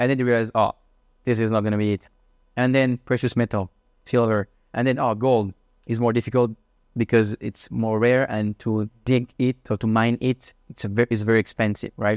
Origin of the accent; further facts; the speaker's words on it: Switzerland; moved away as an adult; also born or lived in Shanghai / Hong Kong / Madrid; now in Singapore; I'm from Switzerland. I'm thirty-one years old.